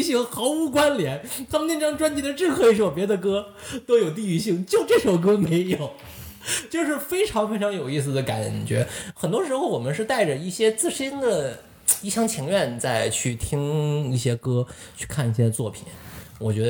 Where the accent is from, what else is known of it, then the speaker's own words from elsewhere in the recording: Lanzhou, Gansu, China; now in Toronto, Canada; 兰州我老家有一个著名乐队叫做